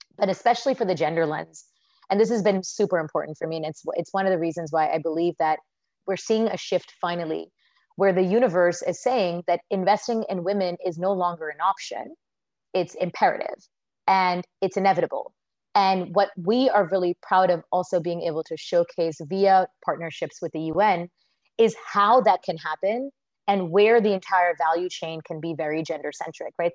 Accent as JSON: {"language": "English", "country": "United States", "tie": "born or raised there", "accent": "American", "moved": "as an adult", "lives_now": "India", "said": "I was born in the U.S."}